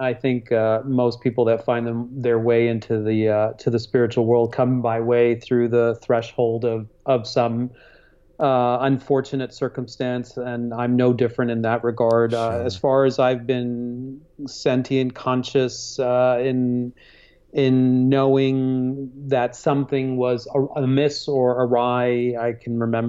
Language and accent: English; Hong Kong; also born or lived in Singapore; I was born in Singapore and raised in Hong Kong, and already had a very multicultural, multi-heritage